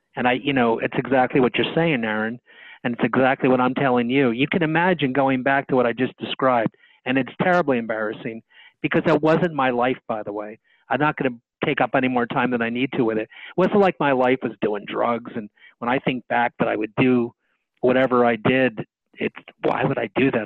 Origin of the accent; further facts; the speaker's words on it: Bridgeton, New Jersey, United States; also born or lived in Philadelphia; I went back to my hometown. The hometown is in southern New Jersey called Bridgeton. That's where I was born